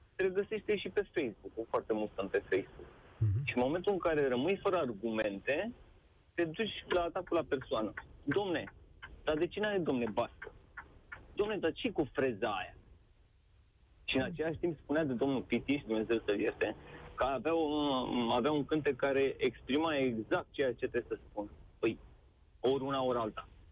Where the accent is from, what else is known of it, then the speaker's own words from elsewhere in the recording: Bucharest, Romania; moved away as an adult; now in England; născut și crescut în București